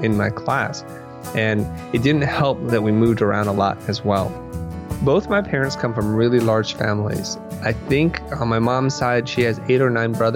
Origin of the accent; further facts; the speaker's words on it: Silicon Valley, California, United States; I am growing up in Silicon Valley